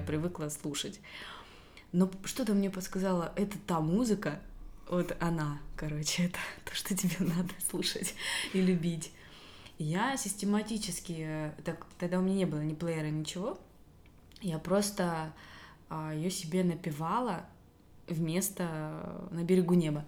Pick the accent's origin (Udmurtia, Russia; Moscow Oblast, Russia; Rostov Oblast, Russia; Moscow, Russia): Rostov Oblast, Russia; Belaya Kalitva; Я из э, Ростовской области. Городочек у нас маленький, Белая Калитва.